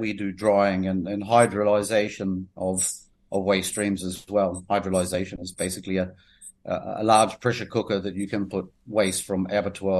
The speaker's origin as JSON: {"language": "English", "town": "Maungaturoto", "region": "Northland", "country": "New Zealand", "tie": "born or raised there", "also_born_or_lived": "Paparoa, New Zealand", "moved": "as an adult", "lives_now": "Grenada", "said": "I grew up in Maungaturoto."}